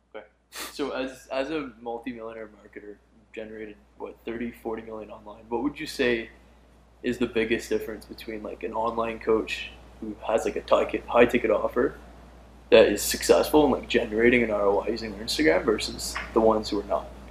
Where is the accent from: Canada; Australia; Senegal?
Canada; Edmonton, Alberta; I'm from Edmonton, Alberta, Canada